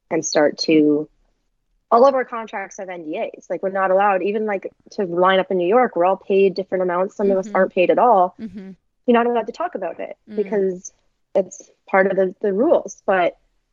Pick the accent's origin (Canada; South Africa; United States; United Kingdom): Canada; being Canadian